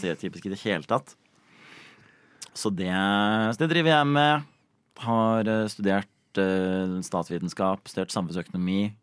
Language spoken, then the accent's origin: Norwegian; Oslo, Norway; jeg vokste opp på et sted som heter, som heter Bekkelaget